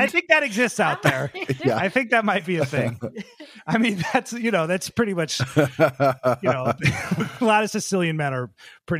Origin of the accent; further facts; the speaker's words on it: Seattle, Washington, United States; we're from Seattle